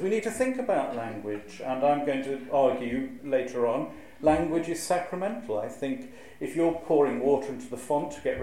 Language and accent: English; Shropshire, West Midlands, United Kingdom; moved away; I'm originally from Shropshire